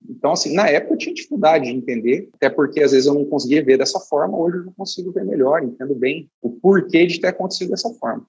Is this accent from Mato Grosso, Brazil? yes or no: yes; Deciolândia, near Tangará da Serra, Mato Grosso, Brazil; also born or lived in São Paulo / Campo Novo do Parecis / Vale do Araguaia; Depois a gente migrou para uma região ali muito saudosa ali de perto de Tangará, na região de Desciolândia, onde eu fiquei ali até os os 10, 12 anos de idade